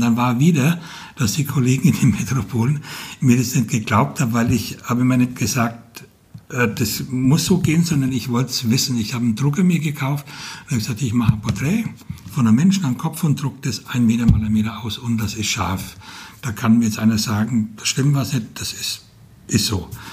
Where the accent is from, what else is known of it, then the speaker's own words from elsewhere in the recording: Franconia, Bavaria, Germany; accent: Franconian; moved away as an adult; also born or lived in Ansbach; now in Fulda, Germany; ich bin Franke und ich, als ich vor über 30 Jahren hierher kam